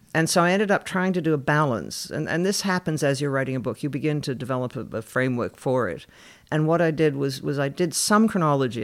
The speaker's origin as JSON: {"language": "English", "country": "Canada", "tie": "born or raised there", "said": "I grew up in Canada"}